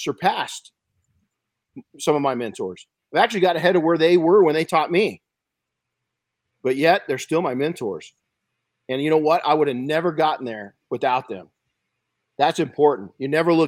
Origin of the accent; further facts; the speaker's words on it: outside of Los Angeles, California, United States; When I was a kid growing up outside of Los Angeles, we had smog alerts